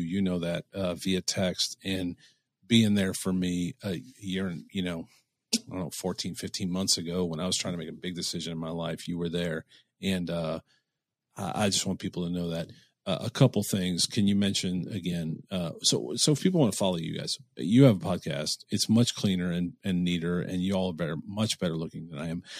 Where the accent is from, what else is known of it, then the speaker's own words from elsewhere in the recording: Cleveland, Ohio, United States; I'm from Cleveland